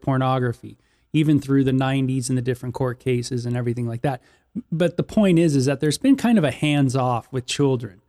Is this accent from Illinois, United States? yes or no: no; Los Angeles, California, United States; growing up in Southern California and the L A area